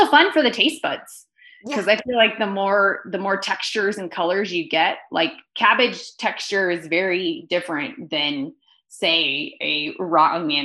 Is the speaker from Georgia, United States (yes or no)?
no; California, United States; now in Park City, United States; I'm from California. I currently live in Park City, Utah